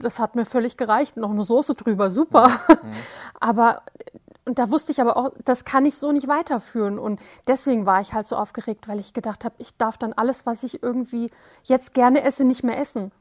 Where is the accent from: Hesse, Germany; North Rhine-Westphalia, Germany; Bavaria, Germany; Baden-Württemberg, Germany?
Hesse, Germany; Wiesbaden; ich komme aus Wiesbaden